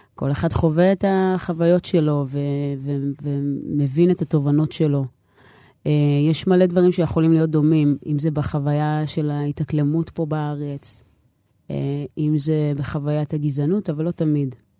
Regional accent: Nof HaGalil, Northern District, Israel; first language Hebrew; גדלתי בנצרת עילית

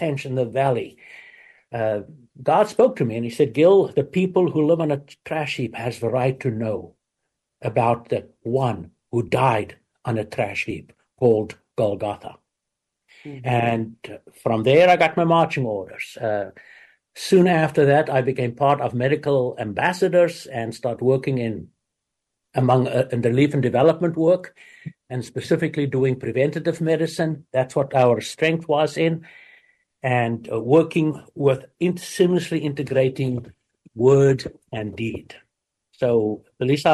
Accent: South Africa; moved away as an adult; now in United States; I grew up in South Africa

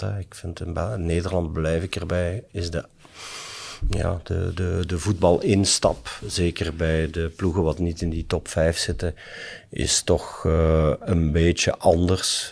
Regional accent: Limburg, Flanders, Belgium; als Limburger

